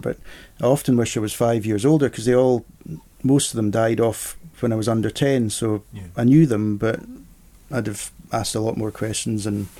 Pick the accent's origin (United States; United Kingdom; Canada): United Kingdom; Edinburgh, Scotland; born there; also born or lived in Aberdeen / Port Patrick / Benbecula / Sunderland; So I was born in Edinburgh. But then we moved to, where was it first, Aberdeen, then Port Patrick. This is all with his work.